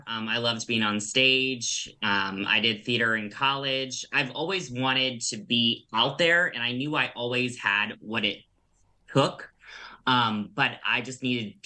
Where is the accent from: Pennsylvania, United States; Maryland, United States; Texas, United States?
Maryland, United States; Bowie; I grew up in Bowie